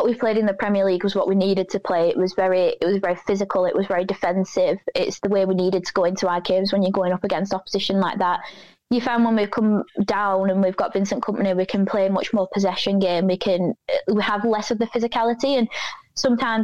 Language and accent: English; Burnley, North West England, United Kingdom; I was born in Burnley. I'm from a very Burnley family